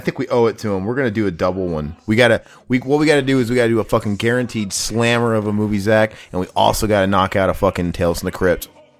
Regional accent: Midwest, United States; moved away; I'm from the Midwest too

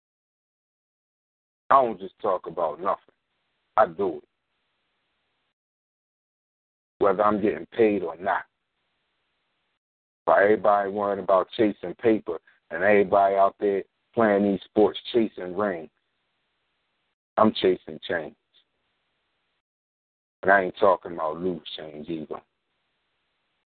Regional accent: Philadelphia, Pennsylvania, United States; I only taught in North Philly schools because I'm from North Philly

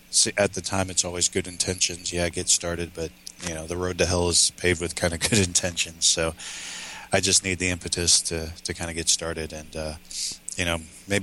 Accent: Minnesota, United States; accent: Minnesotan; I did in my Minnesotan accent

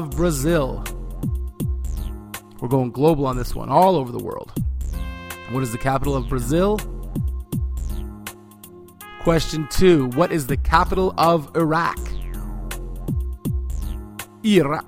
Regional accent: Canada; I am Canadian, fiercely, proudly Canadian

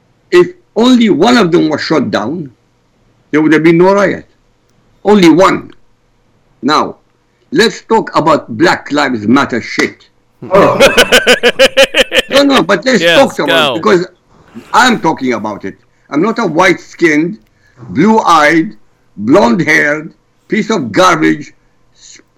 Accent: Iraq; now in United States; I come from Iraq.

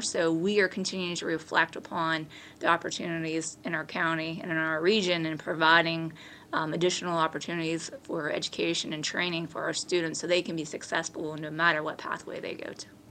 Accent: Beaver Falls, Pennsylvania, United States; my hometown and community and school district where I graduated from

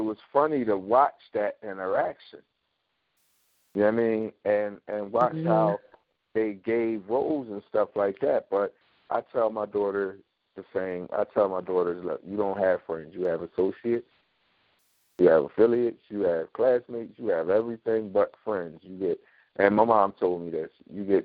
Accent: Philadelphia, Pennsylvania, United States; growing up in North Philly, I take my children down there

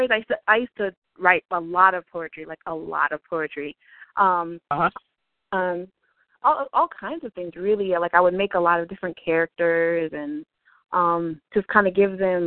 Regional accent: Virginia Beach, Virginia, United States; moved away as an adult; also born or lived in New Orleans, Louisiana; now in Savannah, United States; Virginia Beach, actually. I was pretty much raised there

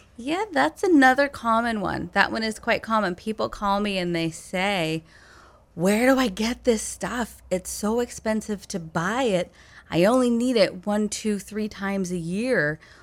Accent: Belgrade, Maine, United States; moved away as an adult; I grew up on Belgrade Stream, which connects over to Lower Long Pond.

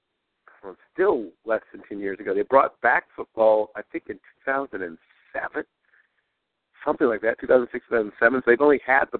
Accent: Norfolk, Virginia, United States; Old Dominion University in my hometown of Norfolk, Virginia

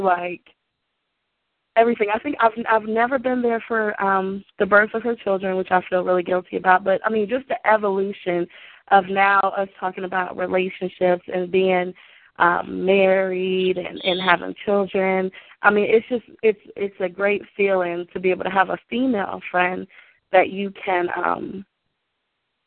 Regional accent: Maryland, United States; now in Ohio, United States; We grew up in Maryland

